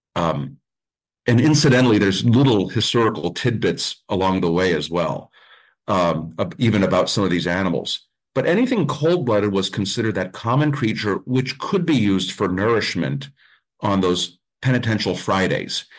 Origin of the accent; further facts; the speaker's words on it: Mount Carmel, Pennsylvania, United States; I grew up with pierogies. I'm from Mount Carmel. We grew up with pierogies